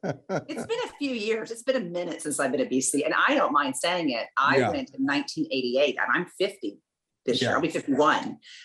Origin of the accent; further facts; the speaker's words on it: Southern Oklahoma, United States; accent: Southern; moved away; I grew up in Southern Oklahoma. I am a nice Jewish girl from a small town right in between Dallas and Oklahoma City. And if we talk about Oklahoma, my Southern accent will start coming out.